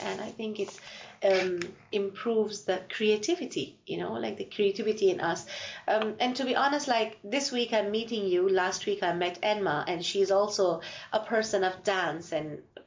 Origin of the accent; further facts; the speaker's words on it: Afghanistan; now in Ireland; I'm from Afghanistan